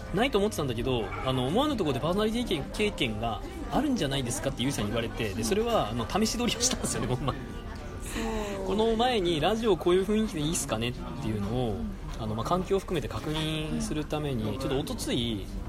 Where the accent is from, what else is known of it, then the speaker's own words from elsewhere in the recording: Sapporo, Hokkaido, Japan; 僕もずっと札幌